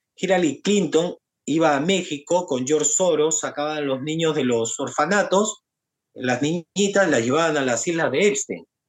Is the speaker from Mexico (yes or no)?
no; Peru; nosotros los peruanos